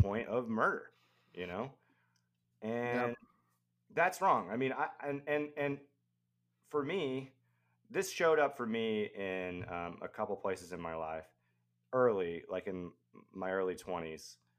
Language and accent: English; the South, United States; I grew up in the South, you know, uh, Christian South, where gender roles are very defined